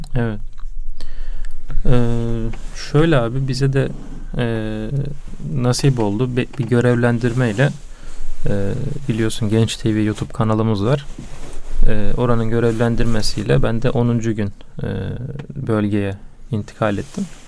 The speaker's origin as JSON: {"language": "Turkish", "region": "Karaman Province", "country": "Turkey", "said": "ben Karamanlıyım"}